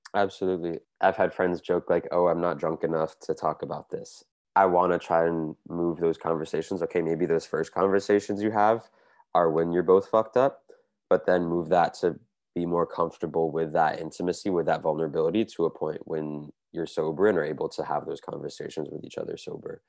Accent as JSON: {"language": "English", "country": "United States", "moved": "yes", "lives_now": "Montreal, Canada", "said": "I'm originally from the United States from a suburb outside of Washington, D.C., but I now live here in Montreal"}